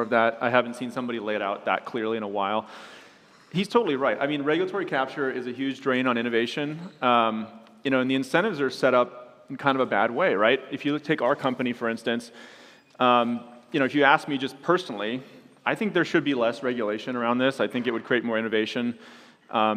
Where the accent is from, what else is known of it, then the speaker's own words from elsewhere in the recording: United States; I'm an American